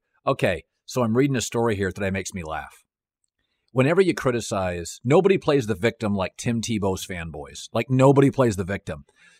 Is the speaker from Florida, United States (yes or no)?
no; Seattle, Washington, United States; I grew up in Seattle. It's the most godless, agnostic city in America.